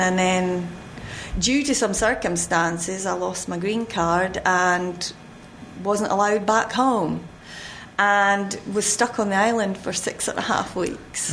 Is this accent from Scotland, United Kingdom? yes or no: yes; Fife, Scotland, United Kingdom; moved away as an adult; now in North Carolina, United States; originally, I am from Scotland, Fife